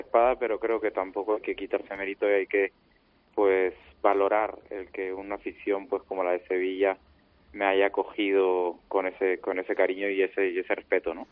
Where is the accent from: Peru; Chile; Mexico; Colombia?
Peru; Lima; los dos años en Lima, en mi tierra